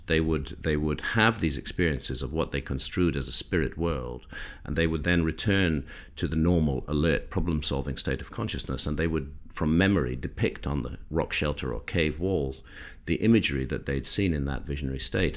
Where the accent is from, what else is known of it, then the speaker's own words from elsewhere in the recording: United Kingdom; I'm British